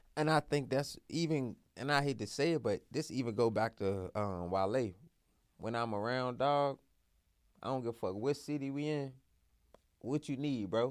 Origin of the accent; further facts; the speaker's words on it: Washington, District of Columbia, United States; I'm from Southeast.